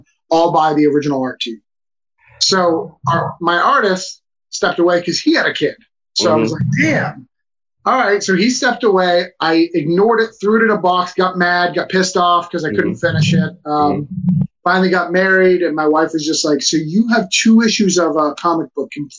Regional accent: Rochester, New Hampshire, United States; I'm from Rochester, New Hampshire

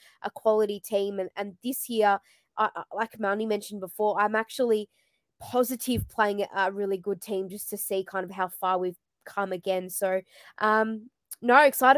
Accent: Melbourne, Victoria, Australia; I'm from Melbourne.

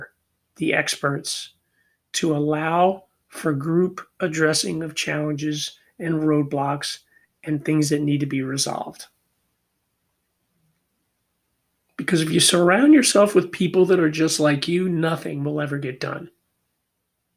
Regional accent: Philadelphia, Pennsylvania, United States; I'm born and raised in Philadelphia

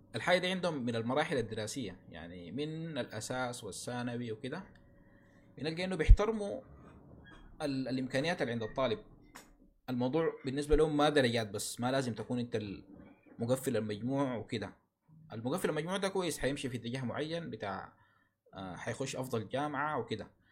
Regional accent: Sudan; عندنا في السودان

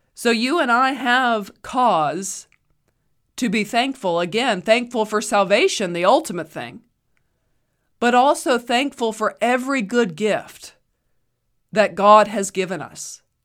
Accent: United States; I am an American

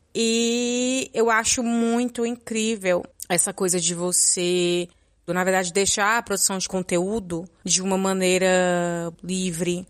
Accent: Ceará, Brazil; moved away as an adult; now in Netherlands; eu sou cearense, moro na Holanda há. vai fazer quatro anos ano que vem

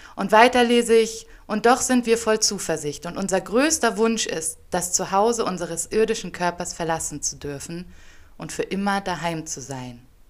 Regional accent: Hamburg, Germany; moved away as an adult; now in Ethiopia; in Hamburg, wo ich groß geworden bin

